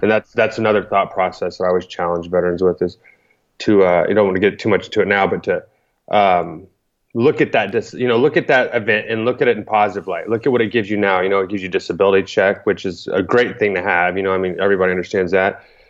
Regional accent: Thorndale, Texas, United States; moved away as an adult; I grew up in a small Texas town

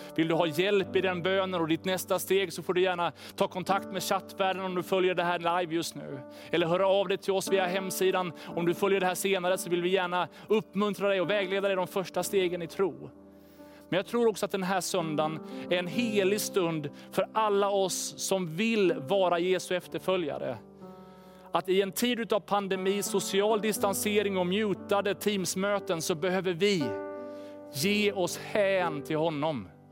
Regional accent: Sweden; oss som svenskar

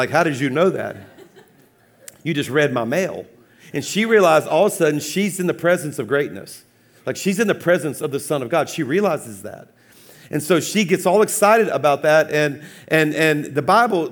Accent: South Louisiana, United States; I'm a Cajun from South Louisiana

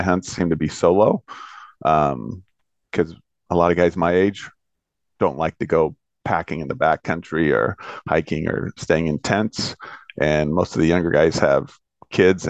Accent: Bellevue, Washington, United States; I'm from Bellevue, Washington

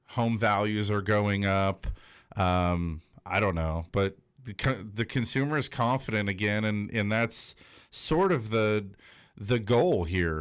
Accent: Big Bear, California, United States; moved away as an adult; now in North County, United States; I grew up in Big Bear

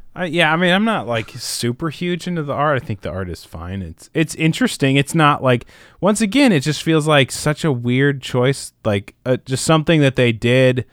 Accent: Midwest, United States; I grew up in the Midwest

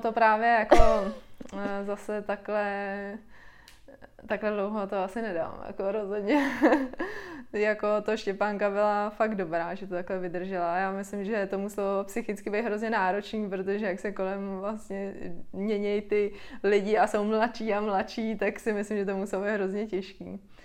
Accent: Czechia; u nás v Čechách

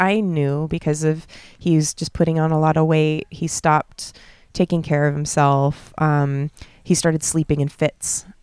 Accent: California, United States; moved away as an adult; now in Bali, Indonesia; I'm born and raised in California

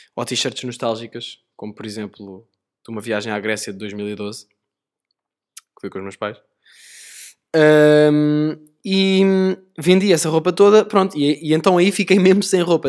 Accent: Sintra, Lisbon, Portugal; Eu sou de Sintra

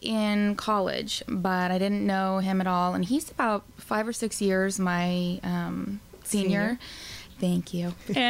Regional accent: Billings, Montana, United States; Billings, Montana.

